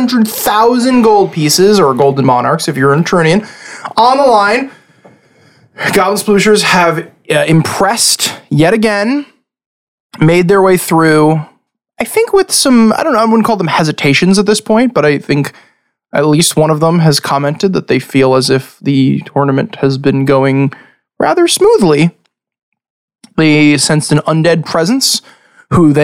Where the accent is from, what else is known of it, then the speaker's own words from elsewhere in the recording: Long Island, New York, United States; We're five guys from Long Island who play D&D